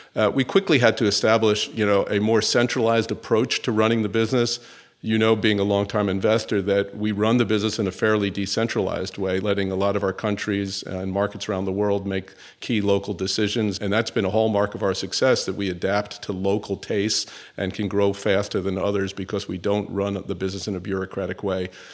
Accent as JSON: {"language": "English", "town": "New York City", "region": "New York", "country": "United States", "tie": "born or raised there", "also_born_or_lived": "Northeast United States", "said": "I'm actually a New Yorker. So I was born in New York City, uh, in the United States, grew up and went to school into the Northeast"}